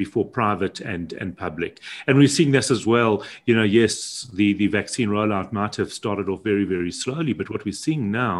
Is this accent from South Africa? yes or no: yes; South Africa; being South African